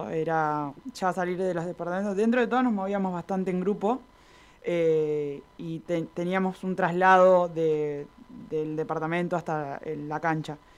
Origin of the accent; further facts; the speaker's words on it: Buenos Aires, Argentina; nosotras que somos de Buenos Aires